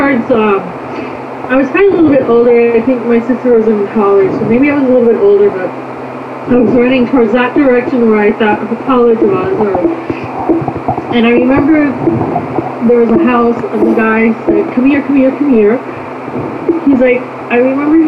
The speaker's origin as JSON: {"language": "English", "region": "Upper Michigan", "country": "United States", "tie": "born or raised there", "also_born_or_lived": "Korea", "said": "I'm from Upper Michigan"}